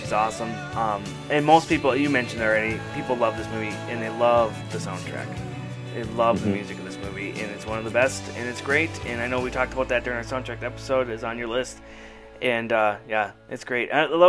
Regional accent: Duluth, Minnesota, United States; And I'm like, hey, they mentioned my hometown.

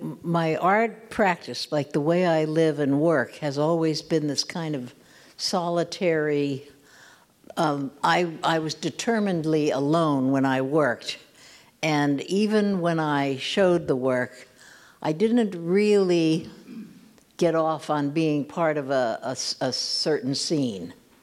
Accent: California, United States; now in New York, United States; And I came over from California to New York, thought I was going to be really in the scene

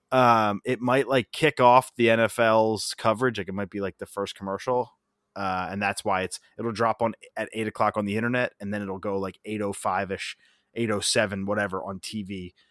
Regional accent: Parkwood, United States; I lived in Parkwood. I grew up in Parkwood, just like you. My grandpop also lived in Parkwood, a couple streets over

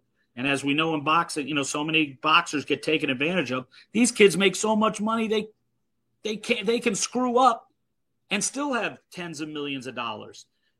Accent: New York, United States; moved away; also born or lived in Los Angeles; I grew up in New York going to the Garden, seeing Ewing and Mullen, Pearl Washington

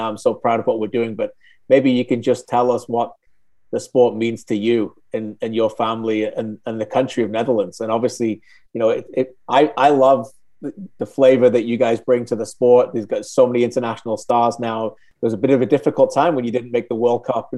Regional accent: England, United Kingdom; I'm originally from England

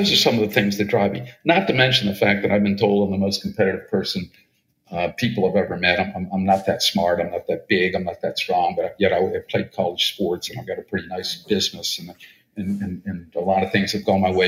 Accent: East Coast, United States; I'm from the East Coast

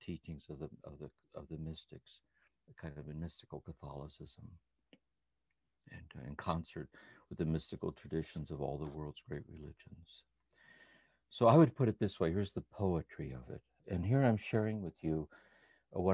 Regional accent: Akron, Ohio, United States; I was born and raised in Akron, Ohio, 1943

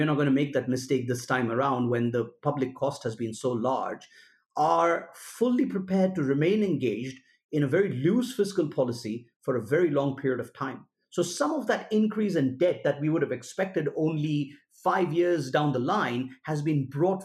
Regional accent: India; my home country, India

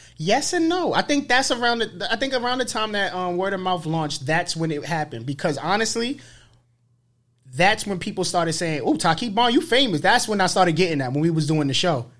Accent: New York City, New York, United States; being from the Bronx

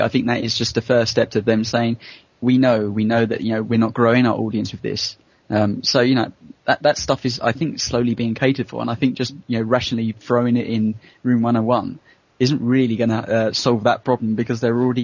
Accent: United Kingdom; as a Brit

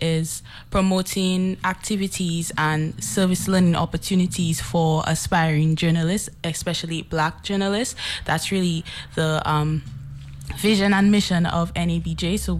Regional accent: Roseau, Saint George, Dominica; now in U.S. Virgin Islands; I am actually from Dominica.

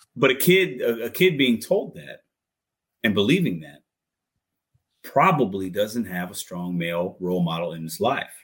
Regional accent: St. Louis, Missouri, United States; also born or lived in Chicago / New Jersey; I was born in Chicago, man. Like we, I was born in rough area, moved to St. Uh, New Jersey for one year, moved to St. Louis. Most of my life I've been in St. Louis

